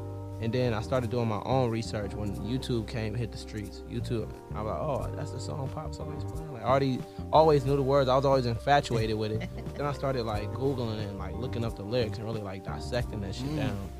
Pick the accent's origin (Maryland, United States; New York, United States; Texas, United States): Maryland, United States; also born or lived in North Carolina; I was born in North Carolina. All my family lived there. But I moved to Maryland.